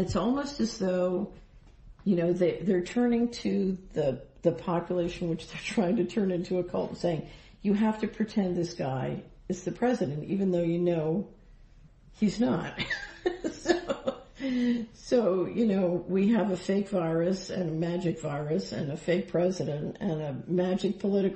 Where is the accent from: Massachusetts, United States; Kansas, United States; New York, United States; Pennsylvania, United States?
Pennsylvania, United States; Philadelphia; I grew up in Philadelphia